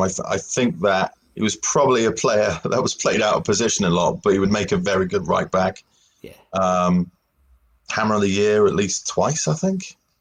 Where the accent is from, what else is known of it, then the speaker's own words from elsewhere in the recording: Swindon, South West England, United Kingdom; moved away as an adult; I'm from Swindon originally, so about an hour west of of London